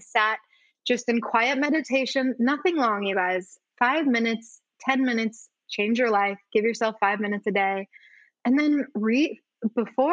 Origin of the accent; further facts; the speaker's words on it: Utah, United States; growing up in the States as a girl, like here in Utah